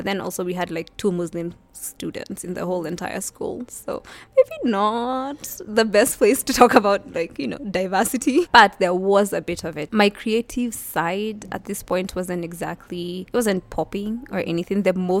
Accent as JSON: {"language": "English", "region": "Nairobi", "country": "Kenya", "tie": "born or raised there", "said": "Born and raised in Nairobi, I went to Kangware Primary School from class 1 till class 6. And then class 7 and class 8, I went to Lovington Primary School"}